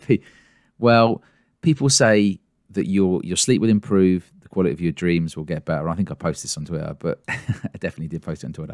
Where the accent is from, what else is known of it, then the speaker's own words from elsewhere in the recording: England, United Kingdom; I'm English, not Scottish